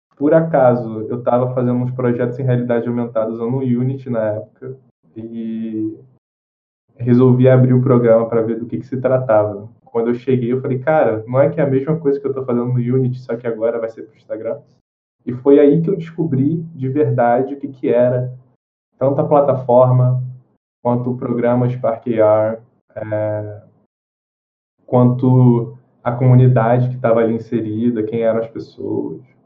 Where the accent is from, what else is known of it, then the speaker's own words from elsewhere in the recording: Rio de Janeiro, Brazil; sou do Rio de Janeiro